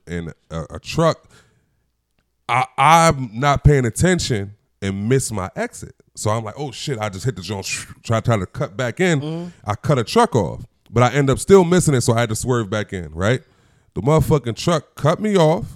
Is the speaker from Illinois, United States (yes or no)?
no; Chester, Pennsylvania, United States; I'm a nigga from Chester.